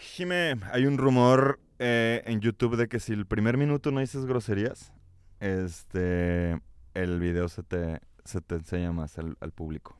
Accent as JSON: {"language": "Spanish", "town": "Guadalajara", "region": "Jalisco", "country": "Mexico", "said": "y yo somos de Guadalajara"}